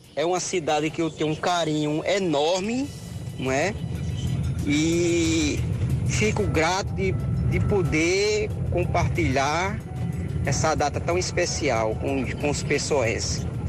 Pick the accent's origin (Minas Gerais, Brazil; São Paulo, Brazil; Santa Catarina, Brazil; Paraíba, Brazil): Paraíba, Brazil; Cajazeiras; now in João Pessoa, Brazil; eu não sou natural daqui, sou de Cajazeiras, no sertão da Paraíba. É, faz 17 anos que eu moro aqui